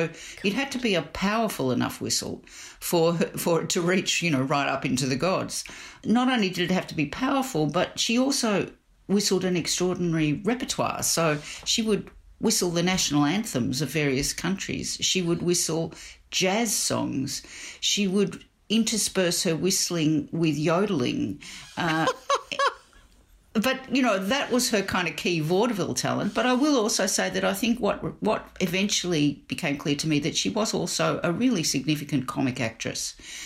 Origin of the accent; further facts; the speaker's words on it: Melbourne, Victoria, Australia; we grew up in Melbourne.